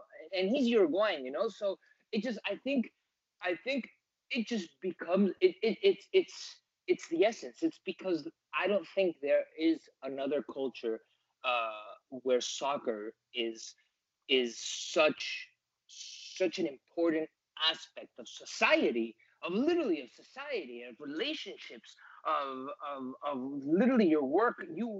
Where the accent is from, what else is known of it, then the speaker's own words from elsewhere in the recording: United States; I come from an Argentine family. I was born here in the United States, but my upbringing was very culturally Argentinian.